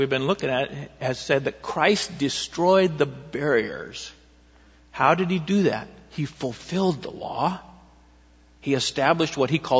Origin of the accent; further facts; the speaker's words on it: Eugene, Oregon, United States; also born or lived in Springfield, Oregon; I grew up in Eugene when I was young